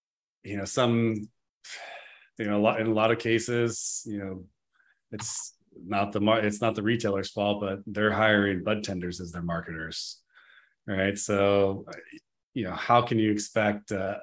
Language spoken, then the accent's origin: English; Gold Rush area, Northern California, United States; Since we grew up in the Gold Rush area, you know, area, we're in Northern California